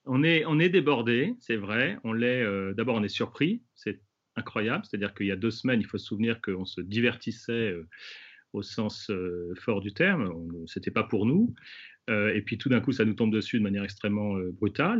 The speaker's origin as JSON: {"language": "French", "country": "France", "said": "chez nous en France"}